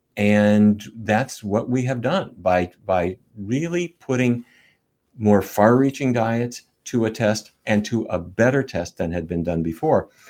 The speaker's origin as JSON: {"language": "English", "town": "Fargo", "region": "North Dakota", "country": "United States", "tie": "born or raised there", "moved": "yes", "said": "When I was a kid growing up in North Dakota"}